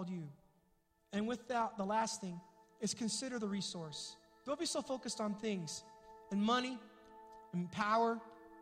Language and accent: English; Springfield, United States; moved away; I was back home in my hometown with my mom in Springfield